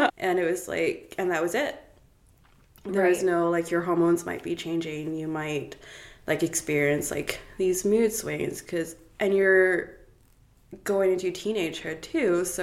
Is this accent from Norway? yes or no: no; Cape Town, Western Cape, South Africa; also born or lived in Toronto, Canada; now in Kelowna, Canada; I grew up in uh, Cape Town, South Africa, and in a very religious household. My entire family was Anglican.